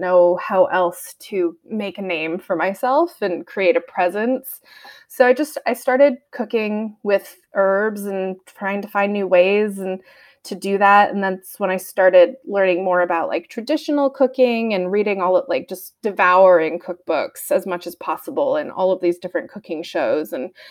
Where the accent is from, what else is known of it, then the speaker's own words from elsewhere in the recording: United States; moved away as an adult; also born or lived in Portland, Maine / Nantucket, Massachusetts / Sweden / California; now in Bitterroot Valley, Montana, United States; I'm from Portland, Maine and Nantucket, Massachusetts. I grew up in both places